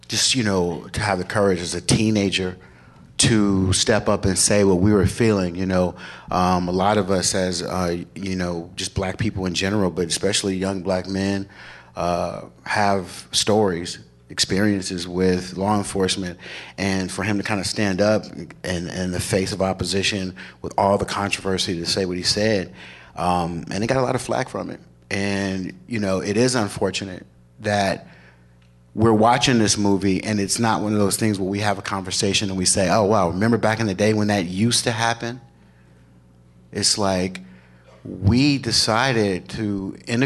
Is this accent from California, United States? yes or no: yes; Los Angeles, California, United States; I grew up in South Central LA.